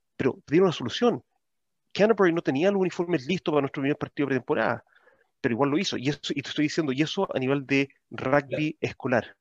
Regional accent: Chile; now in Auckland, New Zealand; como chileno en el extranjero

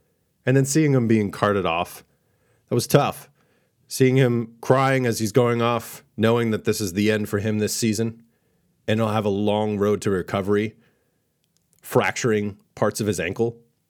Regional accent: New England, United States; But obviously, I'm a huge Tom Brady fan because I'm from New England.

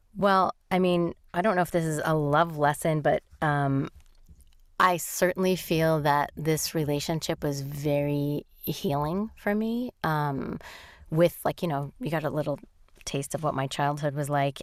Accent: New York, United States; I'm a New Yorker

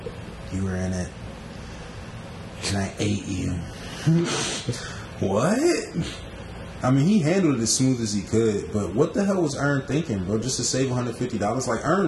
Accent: Philippines; I'm from the Philippines, y'all.

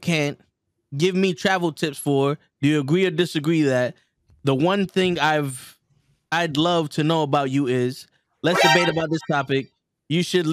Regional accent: New York, United States; I'm from the Bronx.

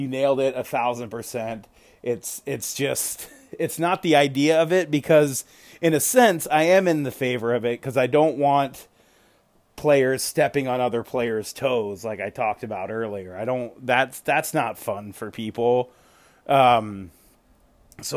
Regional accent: Richmond, Virginia, United States; I was born in Virginia. I was born in Richmond. So I do have roots in the South

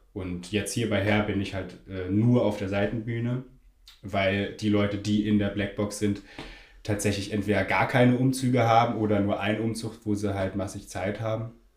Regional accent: Berlin, Germany; moved away as an adult; now in Munich, Germany; ich komme ursprünglich aus Berlin

